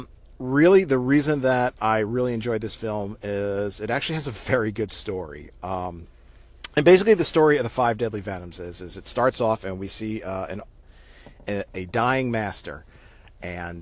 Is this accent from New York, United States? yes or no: yes; New York City area, United States; where I grew up in the New York City area